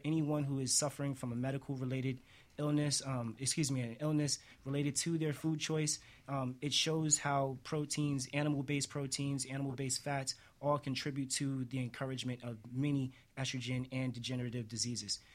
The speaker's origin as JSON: {"language": "English", "region": "New York", "country": "United States", "said": "I'm from New York, like most of us"}